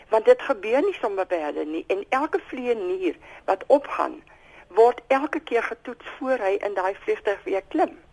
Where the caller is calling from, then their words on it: Tilburg, North Brabant, Netherlands; Môre net, ek is hier van Tilburg.